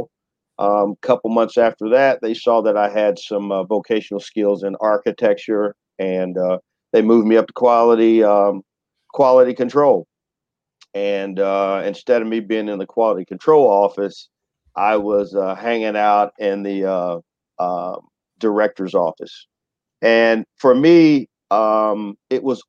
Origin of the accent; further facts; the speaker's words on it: Excelsior Springs, Missouri, United States; I'm from Excelsior Springs, Missouri, and I grew up in a predominantly white community.